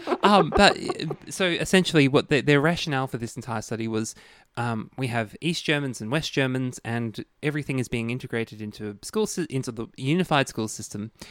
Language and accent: English; Queensland, Australia; as a Queenslander